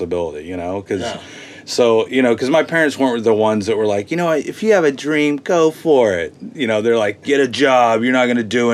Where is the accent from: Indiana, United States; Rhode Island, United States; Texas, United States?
Texas, United States; moved away as an adult; now in Los Angeles, United States; I'm from Texas